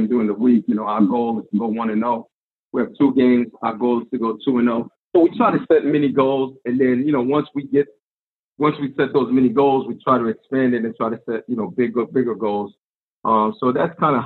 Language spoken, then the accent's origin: English; Medford, Massachusetts, United States; I grew up in Medford